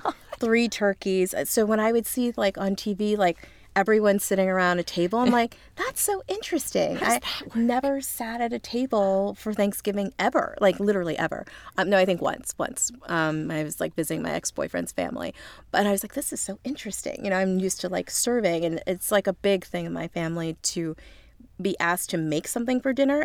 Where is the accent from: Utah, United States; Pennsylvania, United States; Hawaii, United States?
Pennsylvania, United States; Lancaster; moved away; I'm actually from Amish country. I'm from Lancaster, Pennsylvania